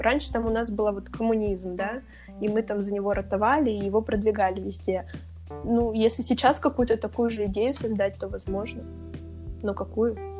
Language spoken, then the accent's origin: Russian; Siberia, Russia; я россиянка, там, я сибирячка